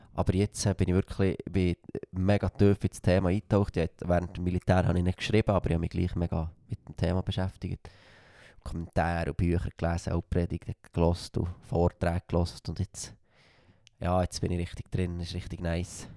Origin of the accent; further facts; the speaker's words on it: Frutigen, Bern, Switzerland; accent: Frutiger Dialekt; ich bin stolz auf meinen Dialekt